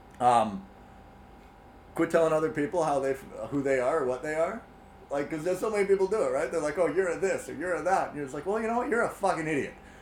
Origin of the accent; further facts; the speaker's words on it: Canada; we're both Canadian